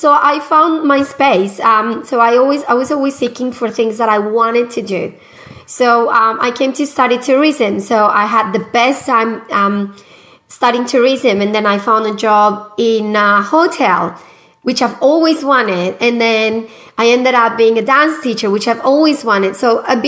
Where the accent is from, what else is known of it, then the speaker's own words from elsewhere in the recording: Medellín, Antioquia, Colombia; English is a second language; moved away as an adult; now in Australia; I am originally from Colombia, from Medellin, Colombia